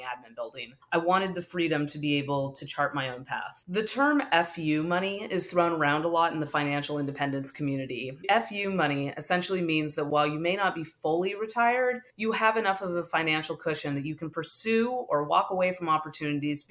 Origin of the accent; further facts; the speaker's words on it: the Bay Area, California, United States; I grew up in the Bay Area and have lived here my whole life